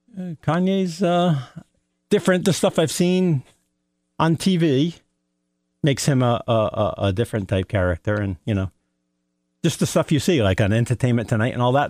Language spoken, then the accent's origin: English; Norwich, East of England, United Kingdom; also born or lived in Canterbury; Born and bred in Norwich.